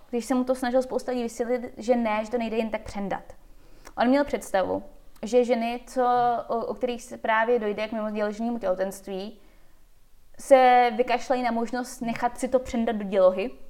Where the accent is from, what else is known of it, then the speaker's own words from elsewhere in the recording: Czechia; also born or lived in United States; jsem na Češka jenom na půl a na půl jsem američanka. Vyrostla jsem mezi Amerikou a Čechama.